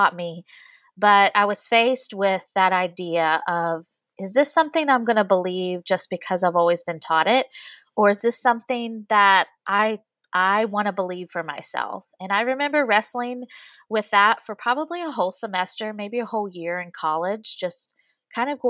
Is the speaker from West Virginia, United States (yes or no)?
yes; West Virginia, United States; moved away as an adult; I am originally from West Virginia, which is a completely different state than Virginia